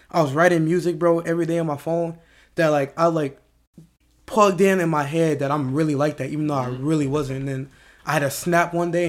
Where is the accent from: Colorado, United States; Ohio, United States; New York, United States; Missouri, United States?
Missouri, United States; St. Louis; moved away; also born or lived in Lakeville; I'm from yeah. St. Louis, but like, I went to school in Lakeville.